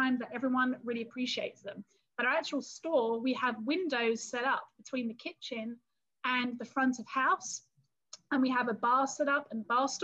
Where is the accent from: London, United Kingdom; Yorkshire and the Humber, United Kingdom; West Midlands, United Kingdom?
London, United Kingdom; London area, United Kingdom; accent: English; moved away as an adult; now in Texas, United States; I am originally from England and from the London area